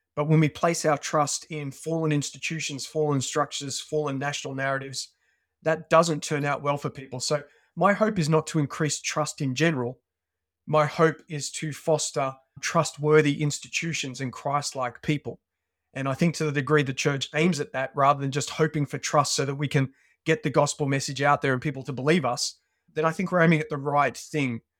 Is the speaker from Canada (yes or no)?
no; Australia; moved away as an adult; now in United Kingdom; When I was a teenager, I grew up in Australia, as, uh, you can probably pick from my, uh, from my accent.